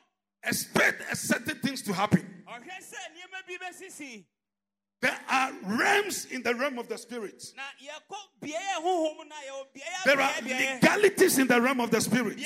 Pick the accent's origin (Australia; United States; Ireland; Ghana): Ghana; I'm proud of being a Ghanaian